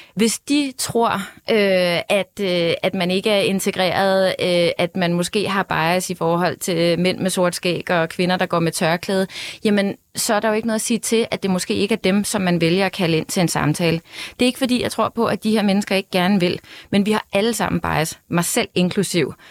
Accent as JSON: {"language": "Danish", "country": "Denmark", "tie": "born or raised there", "said": "mig selv, som har sort hår og brun hud, men født og opvokset her i Danmark"}